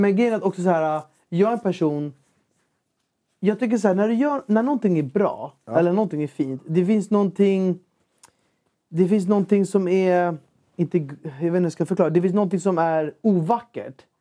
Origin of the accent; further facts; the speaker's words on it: Ekerö, Stockholm County, Sweden; jag är uppvuxen på Ekerö